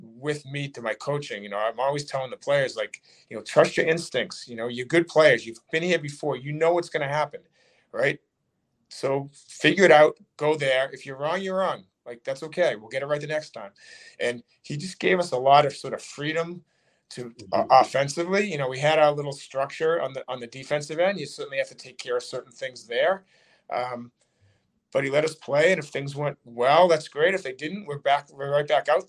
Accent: Burlington, Massachusetts, United States; I grew up in Burlington

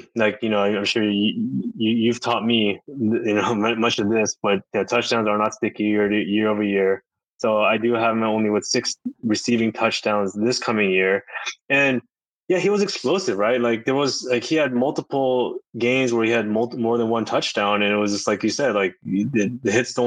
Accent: Southern California, United States; I'm from Southern California

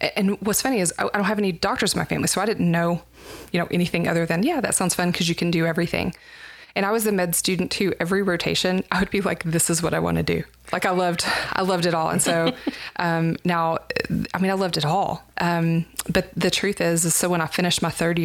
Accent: Plainview, Texas, United States; also born or lived in Dumas, Texas / Colorado / Houston, Texas; now in Lubbock, United States; I grew up until I was in seventh grade in Plainview

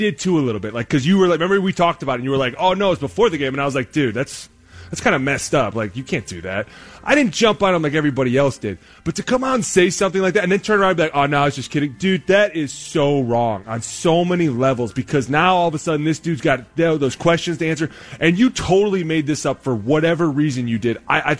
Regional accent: Cleveland, Ohio, United States; Like, hey, listen, I'm from Cleveland.

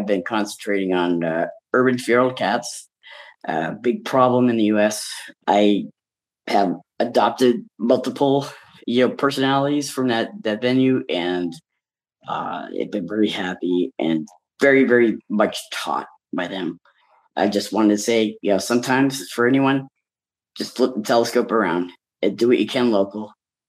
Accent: Salem, Massachusetts, United States; I'm from Salem, Massachusetts in the U.S.

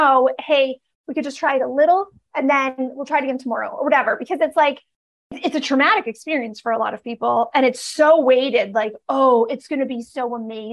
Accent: Canada; I grew up in Canada

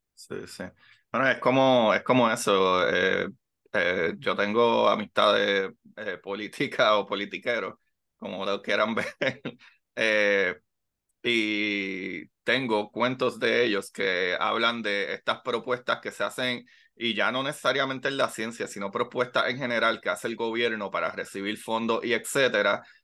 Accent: Puerto Rico; cuando nos vemos como puertorriqueños

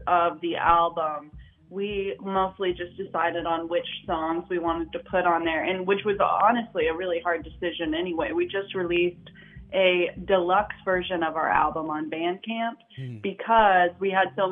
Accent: Nashville, Tennessee, United States; moved away as an adult; now in Muscle Shoals, United States; I'm from Nashville. My family lives in Columbia, Tennessee

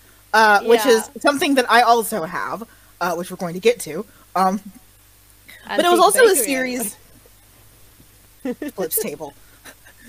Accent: United States; as an American

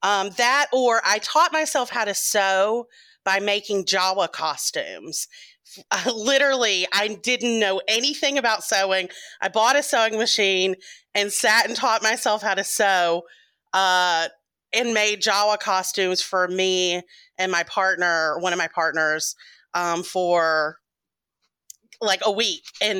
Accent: Memphis, Tennessee, United States; now in Atlanta, United States; So I am from Atlanta, Georgia. Well, I've been here 20 years, so I say I'm from Atlanta. I'm originally from Memphis, Tennessee, but moved around a lot.

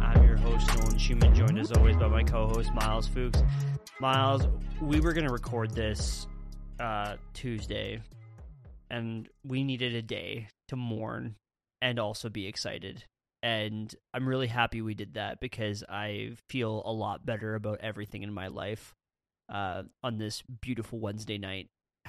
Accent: Saskatchewan, Canada; Man, I love to tell people in Ontario that I'm from Saskatchewan.

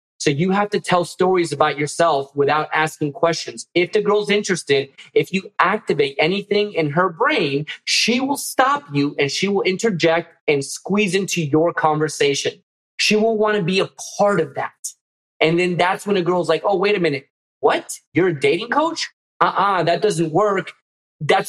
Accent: Miami, Florida, United States; my Miami roots

